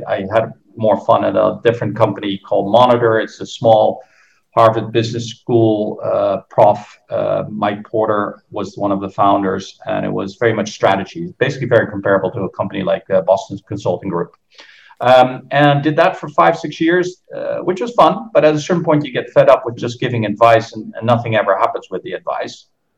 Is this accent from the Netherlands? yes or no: yes; Netherlands; accent: American; English is a second language; also born or lived in Philippines / Brazil; I grew up in the Philippines and in Brazil. My father was an expat for Philips, so that's where I got the Yankee accent. I went to American schools. When I was back in the Netherlands, did my high school